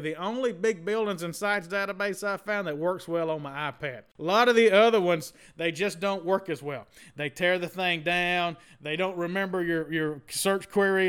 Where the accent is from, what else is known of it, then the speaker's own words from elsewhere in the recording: Southern Mississippi, United States; I went to Mississippi State, but I'm from Southern Mississippi